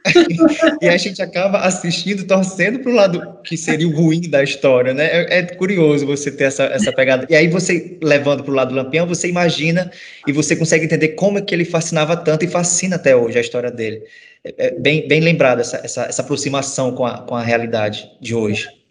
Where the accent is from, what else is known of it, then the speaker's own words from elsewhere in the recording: Northeast Brazil, Brazil; eu sou nordestino, sou filho de repentista